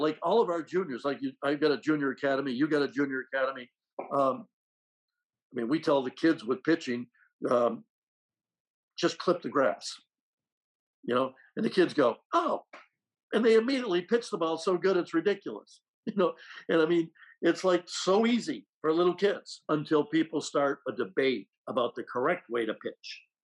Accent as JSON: {"language": "English", "town": "Rutland", "region": "Vermont", "country": "United States", "tie": "born or raised there", "moved": "yes", "said": "my hometown of Rutland, Vermont"}